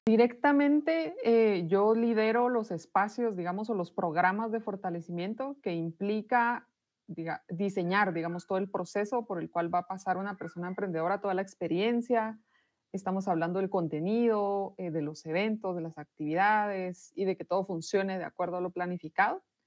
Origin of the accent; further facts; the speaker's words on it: Guatemala; soy de Guatemala, vivo en esta ciudad que se llama Totonicapán